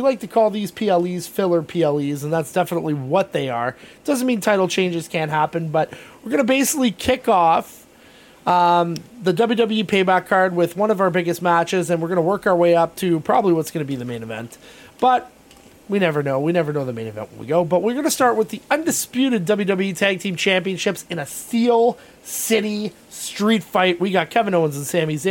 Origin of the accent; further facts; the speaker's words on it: Canada; we're Canadian and we're proud Canadians